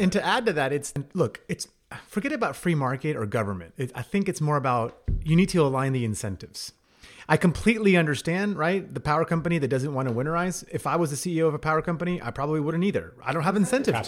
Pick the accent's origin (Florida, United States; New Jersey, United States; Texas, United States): Texas, United States; I'm a Texan. We all take pride as being Texans